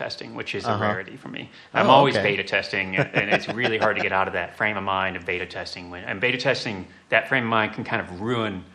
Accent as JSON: {"language": "English", "town": "Springfield", "region": "Illinois", "country": "United States", "tie": "born or raised there", "also_born_or_lived": "Chicago, Illinois", "said": "I grew up in Central Illinois, Springfield, Illinois."}